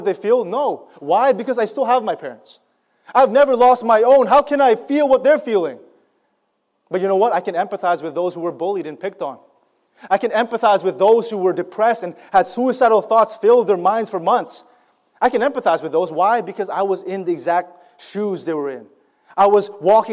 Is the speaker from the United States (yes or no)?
no; Philippines; I'm Filipino